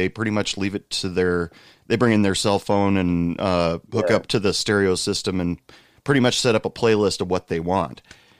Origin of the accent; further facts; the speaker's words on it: United States; I'm just asking you as an American that's never traveled outside of the United States